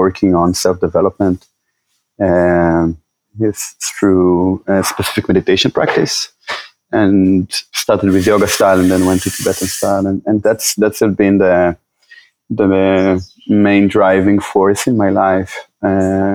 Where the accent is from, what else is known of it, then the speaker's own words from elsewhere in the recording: Israel; moved away as an adult; now in Costa Rica; I was born in Israel.